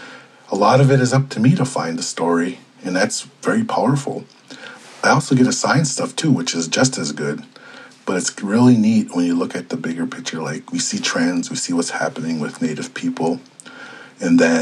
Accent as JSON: {"language": "English", "town": "Ponemah", "region": "Minnesota", "country": "United States", "tie": "born or raised there", "moved": "as an adult", "said": "I grew up in Panema on the Red Lake Res, and I spent basically the first 18 years of my life up there"}